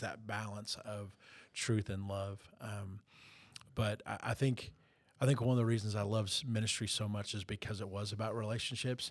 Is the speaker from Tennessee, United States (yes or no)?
no; South Florida, United States; growing up in South Florida